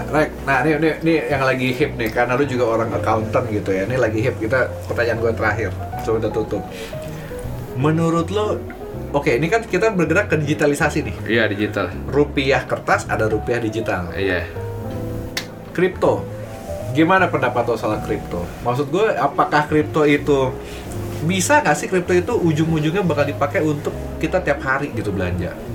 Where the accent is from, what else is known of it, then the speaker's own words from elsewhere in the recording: Purwokerto, Central Java, Indonesia; Iya, dari dari dari tempat nenek ya, gue dari Purwokerto, Jawa Tengah.